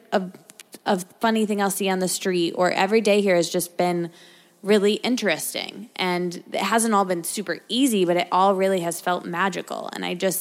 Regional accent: Michigan, United States; moved away as an adult; also born or lived in Detroit; now in New York, United States; I grew up in a college town. And I went to college in a college town that I grew up in Michigan.

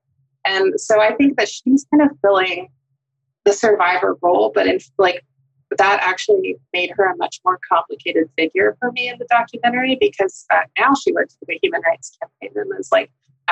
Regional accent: North Texas, United States; I literally never heard affirming theology growing up in North Texas.

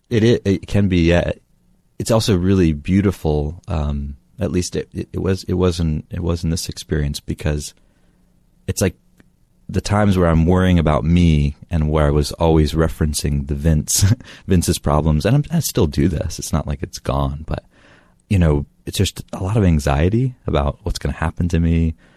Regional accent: near Asheville, Western North Carolina, United States; I grew up in North Carolina, in Western North Carolina, near Asheville

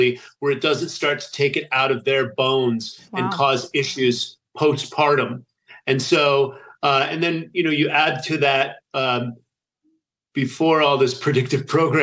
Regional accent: United States; also born or lived in Italy; being an American growing up on the standard American diet

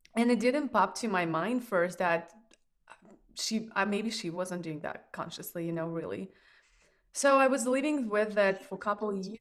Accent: Russia; moved away; I grew up in Russia

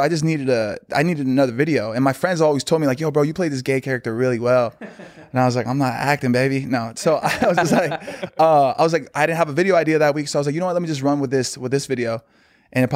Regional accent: Glendale, California, United States; I was born in Glendale, actually.

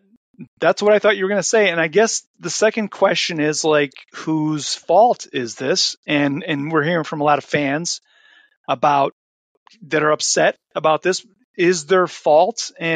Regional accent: Cleveland, Ohio, United States; we're from Cleveland.

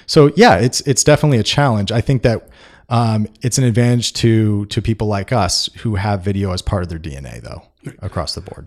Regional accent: Bay Area, California, United States; I'm from the Bay Area

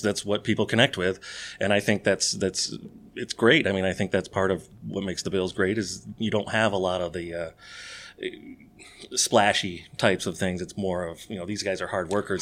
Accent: United States; I grew up in Giants and Jets territory

